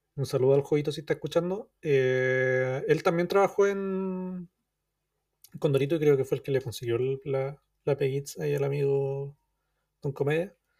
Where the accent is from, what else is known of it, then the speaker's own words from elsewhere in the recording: Chile; uno como chileno, como niño chileno que iba a la playa, que, leyó miles y miles de condoritos